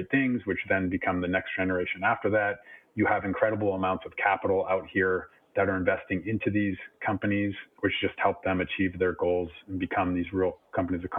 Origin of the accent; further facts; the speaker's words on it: California, United States; moved away as an adult; now in Europe; I'm from California, born and raised. I've been out there my whole life.